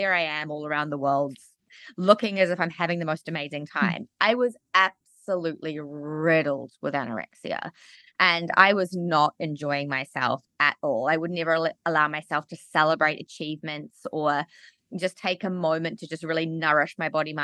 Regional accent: Auckland, New Zealand; also born or lived in Australia; I grew up in Auckland, New Zealand, and I had an amazing childhood

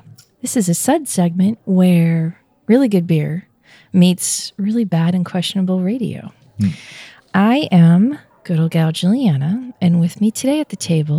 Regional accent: Pennsylvania, United States; I am representing my home state.

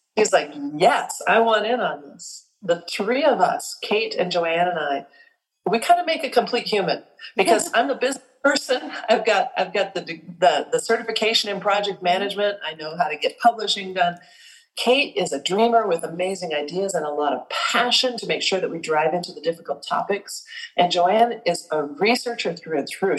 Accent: South Dakota, United States; I was born and raised in South Dakota

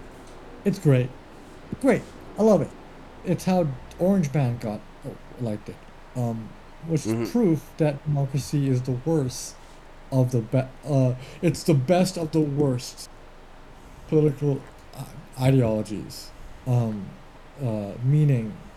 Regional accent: Canada; I'm Canadian

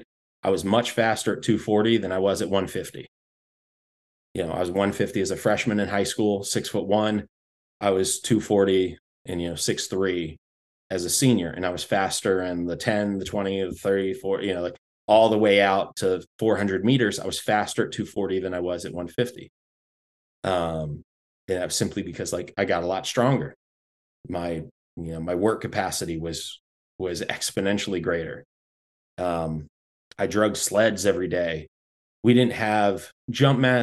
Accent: North Florida, United States; born or raised there

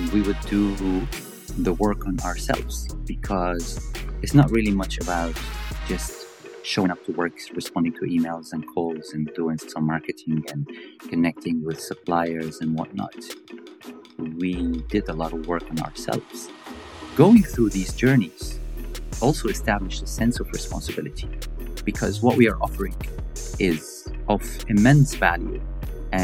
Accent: Sharjah, United Arab Emirates; also born or lived in Syria; So I was born in Dubai. I was born in the UAE, actually, in Sharjah. My parents come from Syria.

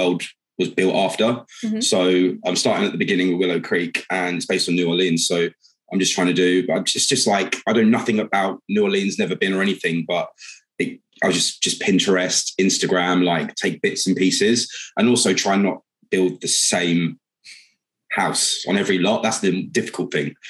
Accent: London, United Kingdom; I'm from London, working wealth banking

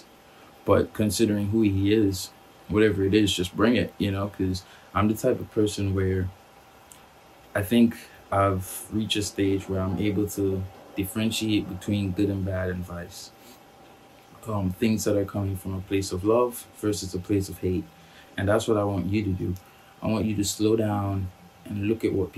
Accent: Trinidad & Tobago; We grew up together in Trinidad.

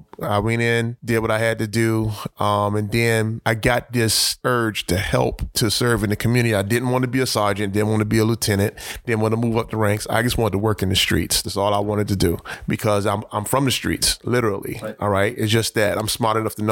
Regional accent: Miami, Florida, United States; They ended up in Overtown, and I was born in Overtown

